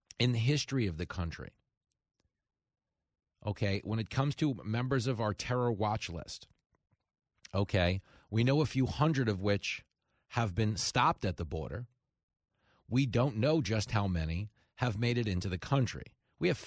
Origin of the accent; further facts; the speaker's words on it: Levittown, New York, United States; I grew up in Levittown around a bunch of old men